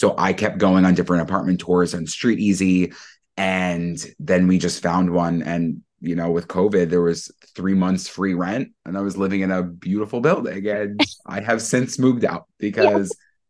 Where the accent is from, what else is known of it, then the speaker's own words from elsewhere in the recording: Massapequa, New York, United States; now in Brooklyn, United States; So I was born and raised on Long Island, and it's on Long Island, not in mm-hmm. Massapequa, New York. And then I didn't move to Brooklyn until 2021.